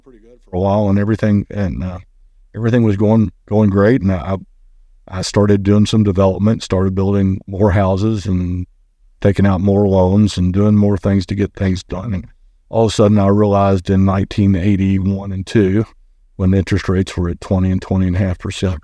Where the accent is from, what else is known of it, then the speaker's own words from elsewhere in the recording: Lexington, Kentucky, United States; I was born and raised here in Lexington